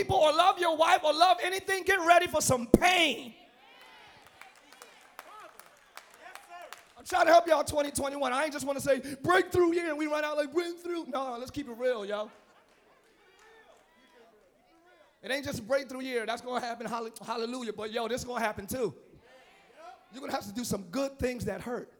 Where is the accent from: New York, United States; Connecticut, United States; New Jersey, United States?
New Jersey, United States; Camden; I'm from Camden, New Jersey.